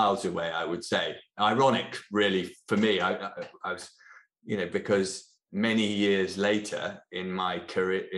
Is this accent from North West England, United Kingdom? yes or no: no; Norfolk, East of England, United Kingdom; I grew up in Norfolk in England, in a very small village, in a very rural community.